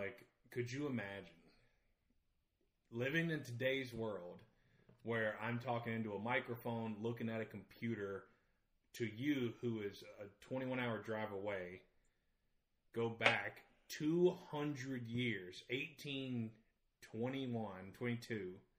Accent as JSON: {"language": "English", "region": "the South", "country": "United States", "accent": "southern", "said": "my southern accent, redneck at parties up here, flawless."}